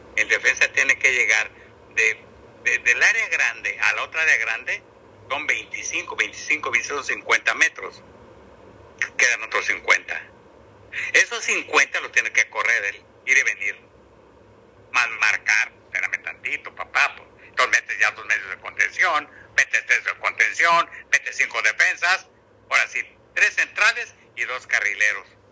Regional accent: Guadalajara, Jalisco, Mexico; moved away; also born or lived in Monterrey; ahí nací en Guadalajara

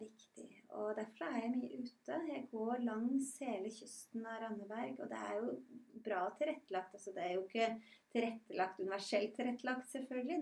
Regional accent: Rygge, Østfold, Norway; also born or lived in Bergen; now in Randaberg, Norway; Både du og jeg er jo innflyttere. Jeg kommer fra Rygge i Østfold. Har bodd eh, 16 år i Bergen.

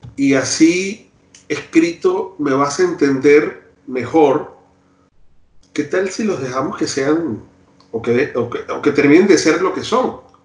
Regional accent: Maracaibo, Zulia, Venezuela; now in Chile; yo viví muchos años en Maracaibo

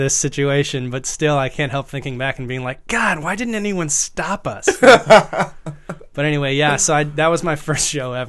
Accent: Virginia, United States; now in New York, United States; I'm from Virginia originally, okay. Northern Virginia. A small, small town in Northern Virginia, rural area.

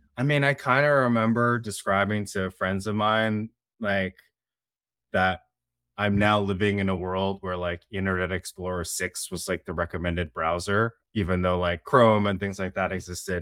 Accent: Bay Area, Silicon Valley, California, United States; I grew up in the Bay Area in Silicon Valley

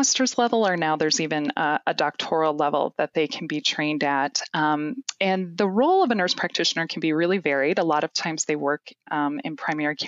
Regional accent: Gaylord, Minnesota, United States; I grew up in Gaylord, Minnesota, on a farm.

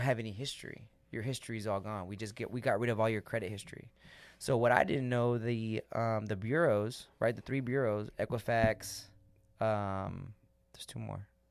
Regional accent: United States; we as American citizens

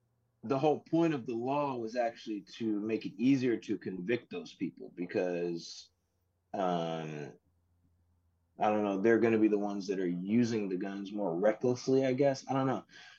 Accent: United States; I, as an American

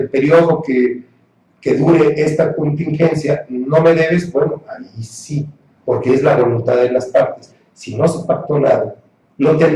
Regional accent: Mexico; Como ciudadano mexicano

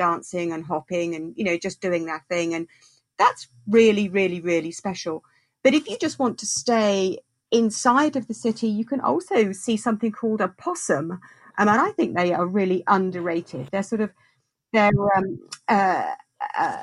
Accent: United Kingdom; moved away; also born or lived in Australia; being British

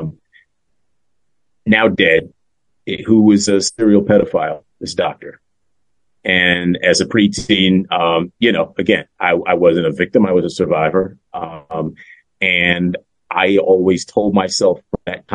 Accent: New York City, New York, United States; also born or lived in Washington, D.C.; Certain aspects of growing up in Spanish Harlem were a little challenging

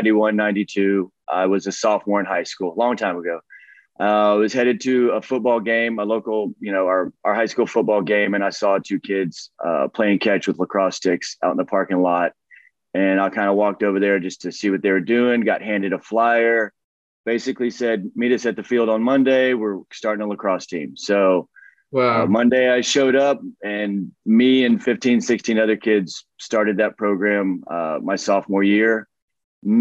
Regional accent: Austin, Texas, United States; South Austin. I grew up in Austin, Texas

